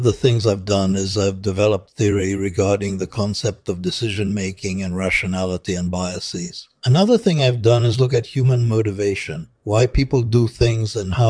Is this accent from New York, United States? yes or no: yes; Brooklyn, New York, United States; also born or lived in Tel Aviv, Israel; I was born in Tel Aviv, Israel, in 1933. I grew up in Brooklyn, New York City, which was a very multicultural area at the time.